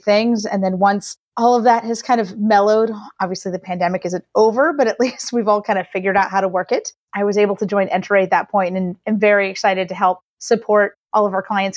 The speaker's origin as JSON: {"language": "English", "town": "Atlanta", "region": "Georgia", "country": "United States", "tie": "born or raised there", "also_born_or_lived": "Venezuela / Boston / San Diego / Japan", "moved": "as an adult", "lives_now": "Northern California, United States"}